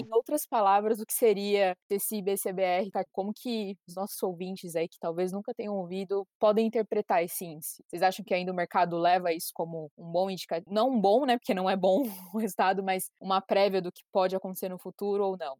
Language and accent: Portuguese; Brazil; moved away as an adult; sou brasileira, morava no Brasil até ano passado